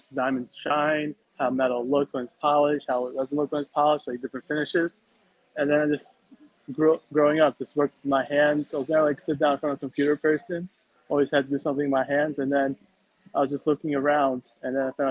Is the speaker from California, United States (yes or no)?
no; New York City, New York, United States; now in New Jersey, United States; I was born and raised in New York, then I moved to New Jersey, and then that's where I live currently